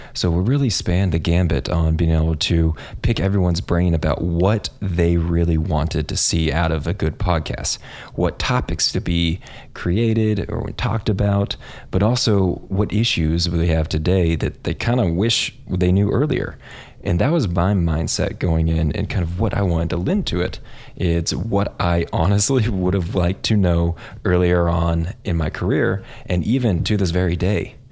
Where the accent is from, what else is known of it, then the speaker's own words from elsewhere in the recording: Kansas, United States; also born or lived in San Antonio, Texas; I am from Kansas, grew up in a suburb right outside of Kansas City